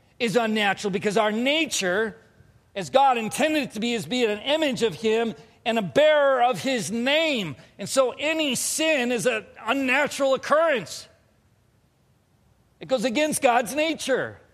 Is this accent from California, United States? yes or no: yes; Southern California, United States; I grew up in Southern California